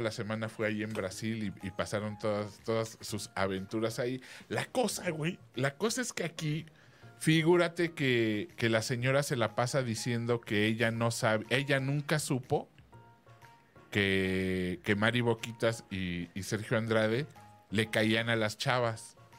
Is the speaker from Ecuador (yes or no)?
no; Mexico; además de occidentales somos mexicanos